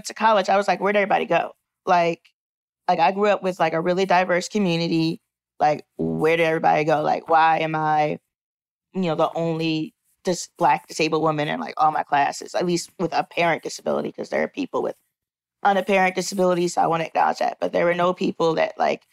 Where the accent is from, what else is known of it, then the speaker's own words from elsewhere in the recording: Philadelphia, Pennsylvania, United States; I'm from Philly, from Germantown, Philadelphia. I grew up going to a school for kids with physical disabilities in Philly